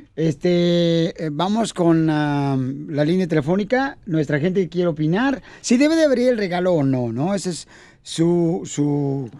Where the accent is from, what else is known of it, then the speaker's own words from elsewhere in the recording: Ocotlán, Jalisco, Mexico; now in United States; nos quedamos mi mamá y yo en Ocotlán, Jalisco